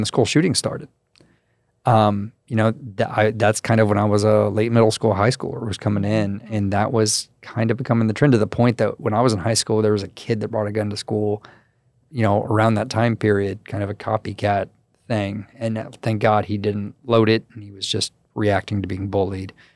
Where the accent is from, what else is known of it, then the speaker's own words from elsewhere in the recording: Crestview, Florida, United States; I'm from Crestview, so it's a very military heavy